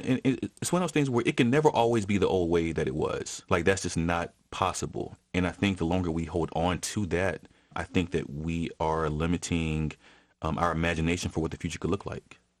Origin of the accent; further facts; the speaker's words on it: Atlanta, Georgia, United States; my mom and dad weren't from here. So I'm a first generation Atlantean in my own house